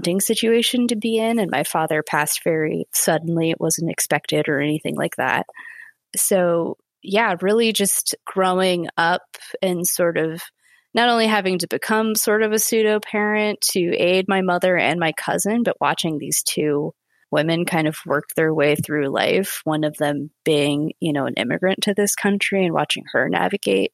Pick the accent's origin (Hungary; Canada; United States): United States; Santa Cruz, California; moved away as an adult; also born or lived in San Francisco; now in Los Angeles, United States; I grew up in the Santa Cruz area, of which is Central California